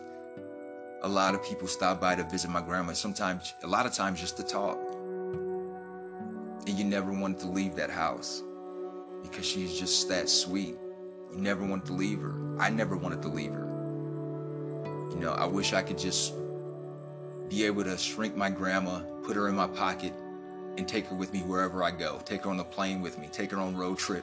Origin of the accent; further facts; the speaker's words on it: Ohio, United States; now in Texas, United States; back home in my home state of Ohio, in Dayton